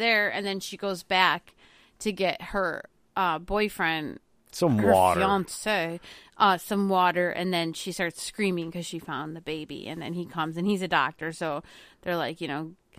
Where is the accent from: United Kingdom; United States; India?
United Kingdom; England; I'm English. I speak English.